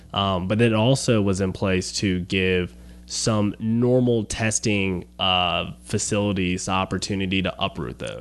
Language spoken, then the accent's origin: English; Baton Rouge, Louisiana, United States; I'm from Baton Rouge originally